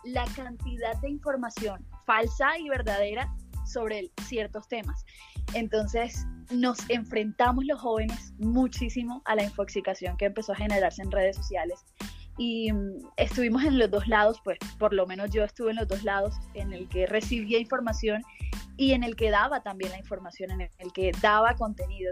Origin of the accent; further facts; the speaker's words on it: Caribbean coast of Colombia, Caribbean Region, Colombia; accent: costeño; cómo somos los costeños